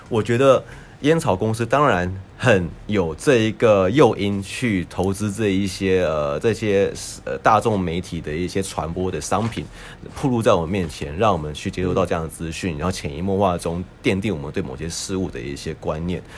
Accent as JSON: {"language": "Chinese", "country": "Taiwan", "tie": "born or raised there", "also_born_or_lived": "United States", "moved": "yes", "said": "我们都在台湾长大， 呃，台湾出生，然后呢，我们之后呢，去美国就学"}